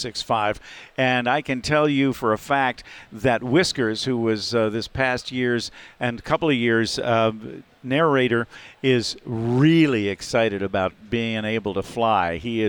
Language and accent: English; Cincinnati, Ohio, United States; the new number 8 being from my hometown of Cincinnati, Ohio.